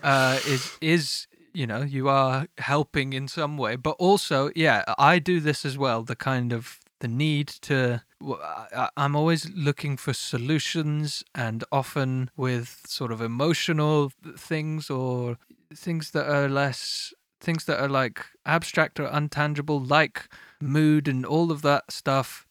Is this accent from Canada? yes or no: no; United Kingdom; I am British